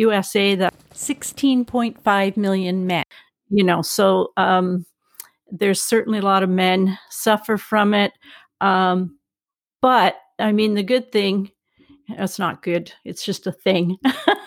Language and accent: English; Canada; I'm Canadian